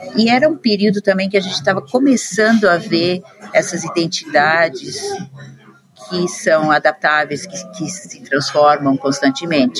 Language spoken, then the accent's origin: Portuguese; Curitiba, Paraná, Brazil; moved away as an adult; also born or lived in São Paulo; now in London, United Kingdom; Eu nasci no Brasil, moro muito tempo em Londres já, mas nasci em Curitiba, depois morei em São Paulo um tempo e estou aqui em Londres faz mais de 20 anos agora